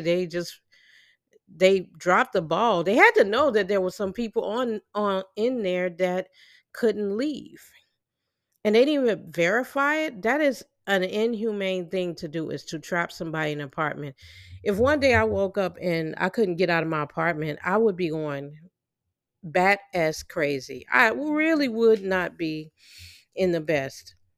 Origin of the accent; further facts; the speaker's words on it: Illinois, United States; I'm from, I'm from the Illinois area